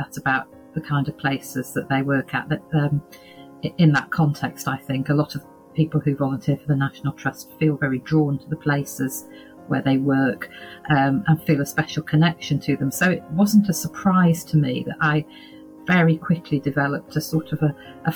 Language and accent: English; Yorkshire and the Humber, United Kingdom; I come from Yorkshire